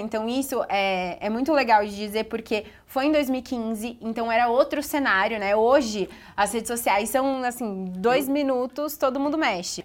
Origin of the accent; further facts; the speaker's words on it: Bragança Paulista, São Paulo, Brazil; moved away as an adult; eu sou de Bragança, interior de São Paulo